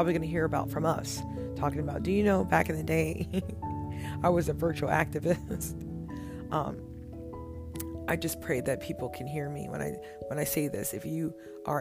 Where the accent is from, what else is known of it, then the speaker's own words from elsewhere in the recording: United States; as an African-American woman